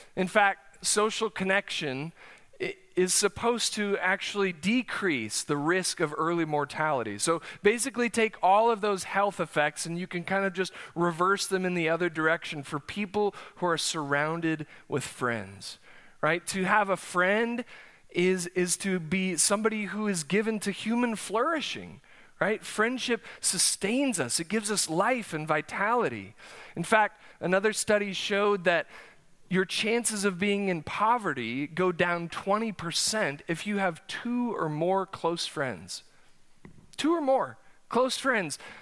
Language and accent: English; South Dakota, United States; moved away as an adult; now in Oklahoma, United States; I grew up in South Dakota, as you all know, uh, so I spent eighteen years forming some deep, lifelong relationships there.